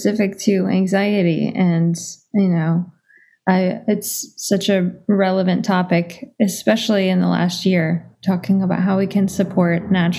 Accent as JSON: {"language": "English", "region": "Minnesota", "country": "United States", "tie": "born or raised there"}